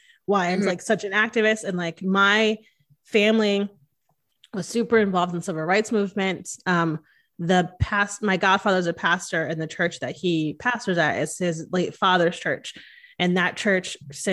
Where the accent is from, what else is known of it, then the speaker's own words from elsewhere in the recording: Connecticut, United States; I grew up in Connecticut